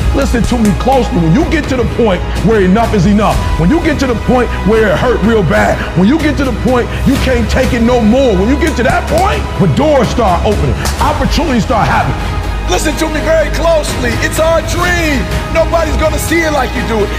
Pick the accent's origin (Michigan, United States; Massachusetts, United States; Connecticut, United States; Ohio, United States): Michigan, United States; Detroit; I'm from Detroit, homeless.